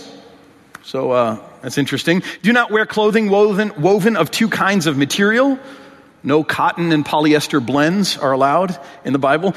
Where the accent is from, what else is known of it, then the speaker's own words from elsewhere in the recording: Michigan, United States; In my home state of Michigan, I'm from Michigan